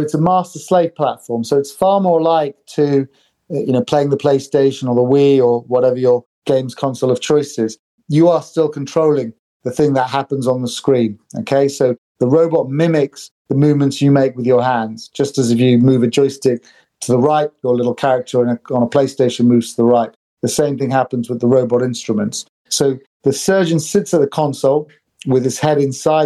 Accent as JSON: {"language": "English", "country": "United Kingdom", "tie": "born or raised there", "also_born_or_lived": "Sri Lanka / New York / Stockholm / Oxford", "lives_now": "London, United Kingdom", "said": "I grew up in the UK"}